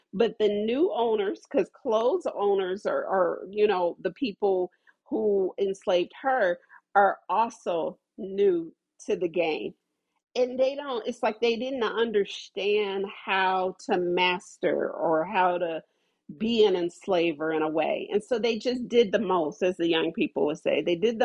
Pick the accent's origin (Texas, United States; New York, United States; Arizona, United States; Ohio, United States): Ohio, United States; because, you know, I'm from Ohio